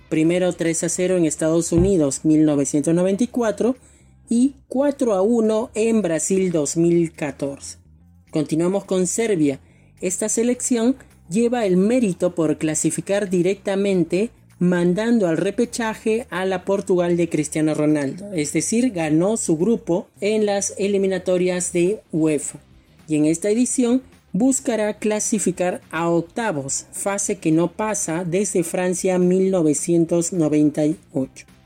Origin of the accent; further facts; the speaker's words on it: Peru; en mi caso como peruano